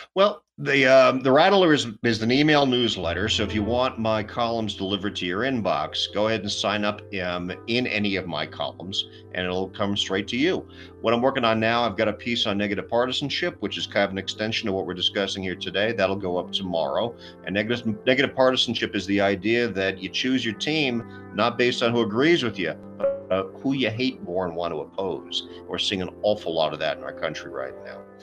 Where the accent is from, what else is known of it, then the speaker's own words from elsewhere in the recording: New York City, New York, United States; moved away; I'm originally uh, raised and born, you know, born and raised in New York City myself